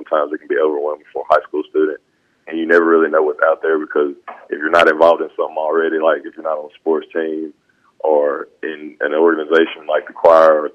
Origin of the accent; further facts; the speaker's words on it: Senatobia, Mississippi, United States; I went to Senatobia High School in Senatobia, Mississippi, and then now I'm right across the road at Northwest Community College, not too far from home